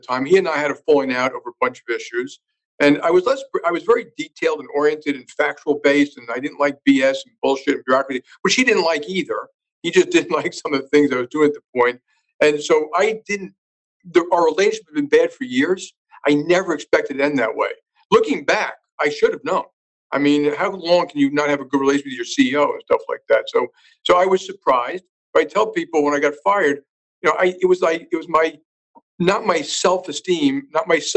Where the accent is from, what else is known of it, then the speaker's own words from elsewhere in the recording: New York City, New York, United States; I grew up in Jackson Heights, Queens